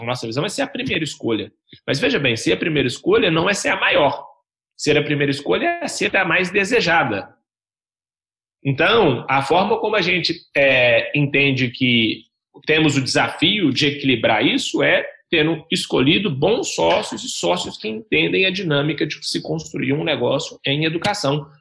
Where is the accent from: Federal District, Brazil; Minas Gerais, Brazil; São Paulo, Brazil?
Minas Gerais, Brazil; Belo Horizonte; eu tenho 30 anos, sou natural de Belo Horizonte